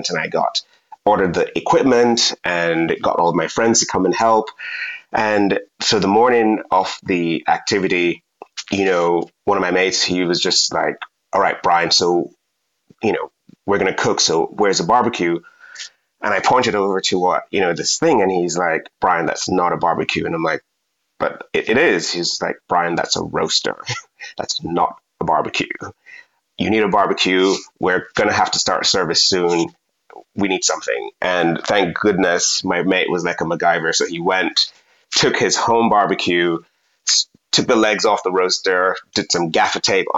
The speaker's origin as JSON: {"language": "English", "country": "Jamaica"}